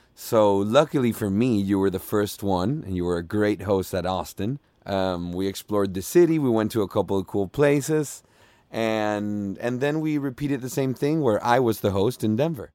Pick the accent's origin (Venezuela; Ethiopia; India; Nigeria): Venezuela; Margarita Island, Nueva Esparta; English is a second language; moved away as an adult; also born or lived in Miami; now in Los Angeles, United States; originally I am from Venezuela. I grew up in Venezuela, specifically in Margarita Island